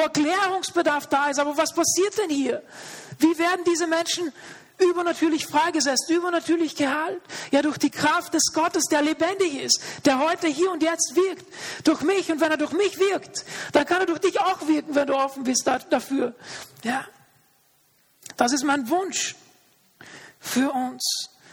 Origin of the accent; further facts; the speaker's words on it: Austria; also born or lived in Linz; hier bei uns in Österreich